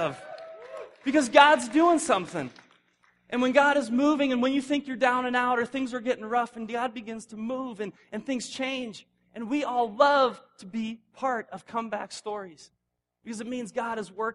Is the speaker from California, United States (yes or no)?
no; Indiana, United States; moved away; I'm from Indiana. That's where I was before moving here